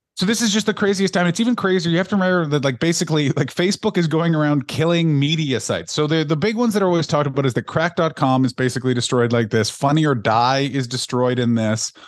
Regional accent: Canada; moved away; also born or lived in London, United Kingdom; I'm Canadian

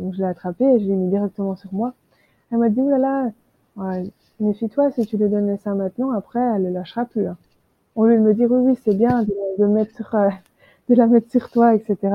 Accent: France; moved away as an adult; also born or lived in Australia; now in Hawaii, United States; je suis française

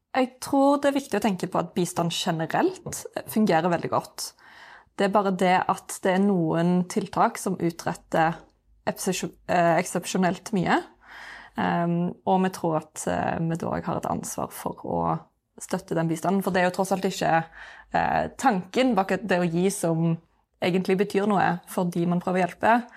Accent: Norway; jeg har vokst opp i Norge

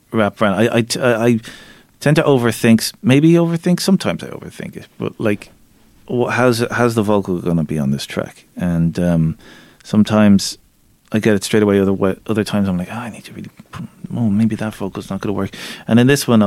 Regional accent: Ireland; my experiences growing up as an Irish Catholic

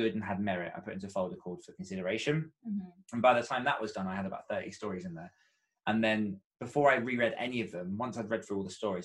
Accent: Essex, East of England, United Kingdom; I grew up in Essex and I still called it beta then

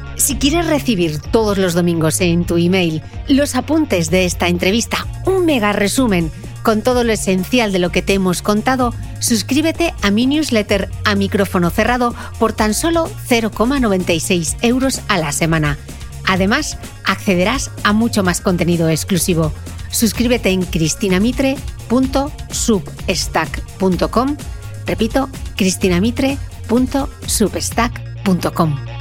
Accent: Gijón, Asturias, Spain; como soy de Gijón

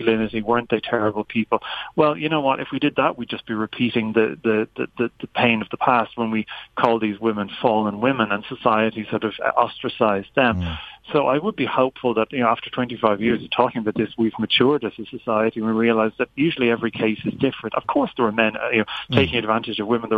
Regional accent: Ireland; one Irish man

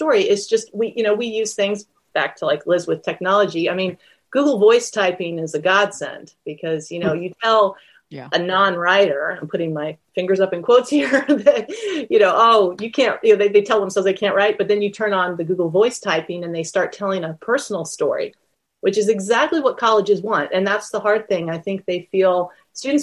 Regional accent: United States

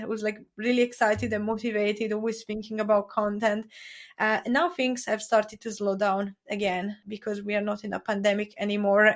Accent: Italy; English is a second language; now in Brighton, United Kingdom; I am originally from Italy

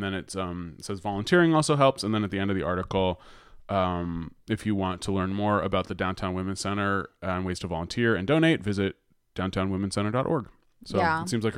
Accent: San Francisco, California, United States; And then I was just thinking, like, I don't know, growing up in San Francisco, where there's always been like a lot of homeless people, you grow up learning.

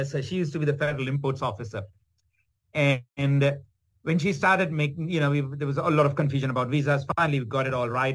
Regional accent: India; now in Australia; As an Indian

